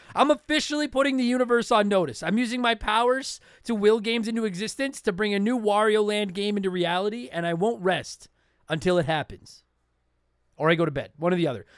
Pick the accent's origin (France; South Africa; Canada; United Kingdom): Canada; I'm Canadian